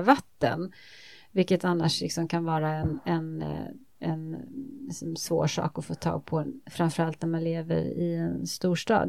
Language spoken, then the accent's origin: Swedish; Småland, Sweden; jag kommer från Småland, uppvuxen på landet i, på Småland